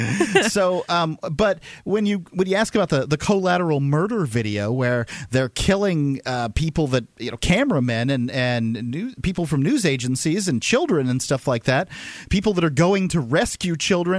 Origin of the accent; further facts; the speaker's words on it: United States; And as an American, I want to know if the government's